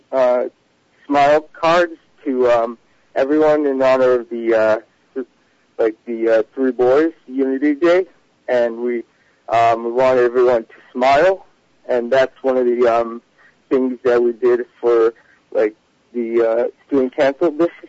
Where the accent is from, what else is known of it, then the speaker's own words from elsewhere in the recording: Passaic, New Jersey, United States; from Passaic. I go to TABC.